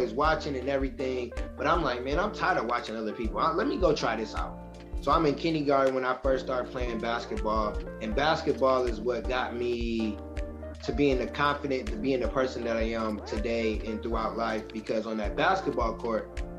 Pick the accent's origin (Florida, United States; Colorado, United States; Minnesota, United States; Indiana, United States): Indiana, United States; Michigan City; moved away as an adult; now in Indianapolis, United States